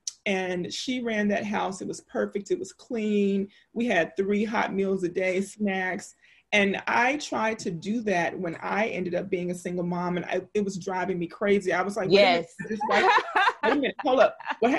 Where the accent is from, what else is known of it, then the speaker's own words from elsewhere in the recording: Louisiana, United States; I grew up in the South. I'm from Louisiana.